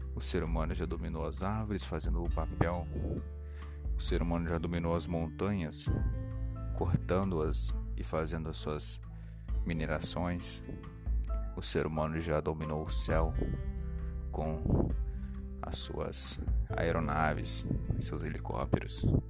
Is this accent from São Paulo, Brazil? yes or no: no; Cachoeiro de Itapemirim, Espírito Santo, Brazil; Eu sou da cidade de Cachoeira de Tucumirim Espírito Santo